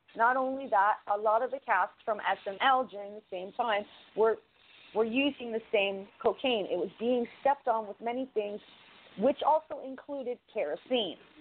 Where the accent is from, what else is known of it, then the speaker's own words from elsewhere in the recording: Canada; as a Canadian